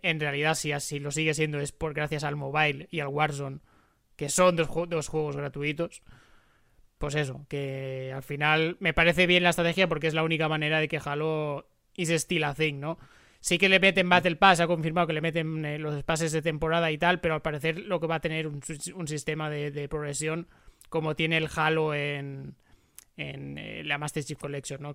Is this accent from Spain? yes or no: yes; Spain; como, como españoles